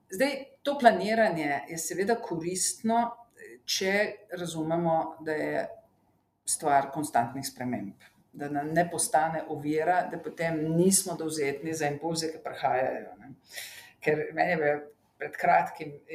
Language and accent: Slovenian; Slovenia